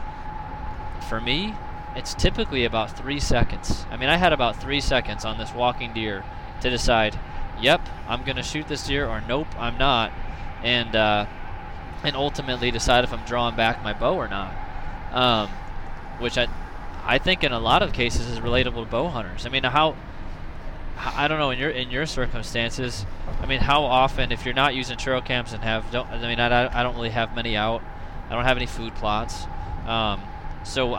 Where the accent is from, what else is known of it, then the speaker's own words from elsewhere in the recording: Illinois, United States; moved away as an adult; now in Iowa, United States; growing up in Illinois, I gun hunted like I bow hunted.